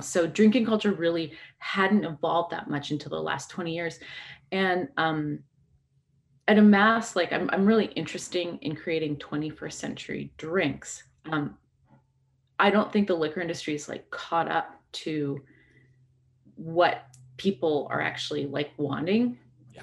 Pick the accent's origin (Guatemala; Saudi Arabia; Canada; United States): Canada; British Columbia; I grew up in in um, British Columbia